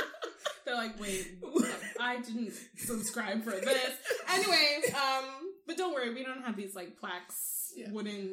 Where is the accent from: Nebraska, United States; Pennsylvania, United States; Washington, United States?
Nebraska, United States; Omaha; born there; I was born in Nebraska. Wow. It was the only black child born on October 19th, 1991.